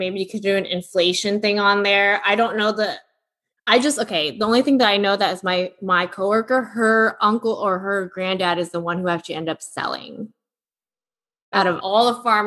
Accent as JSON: {"language": "English", "town": "Sunnyvale", "region": "California", "country": "United States", "tie": "born or raised there", "moved": "yes", "said": "my hometown"}